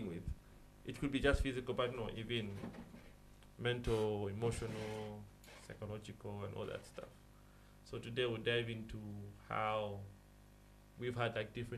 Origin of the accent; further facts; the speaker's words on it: Copperbelt Province, Zambia; We are coming from the Copper Belt